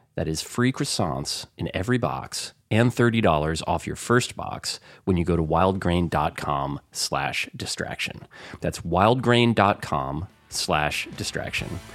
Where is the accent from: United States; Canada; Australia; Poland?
United States; New Jersey; I'm from North Jersey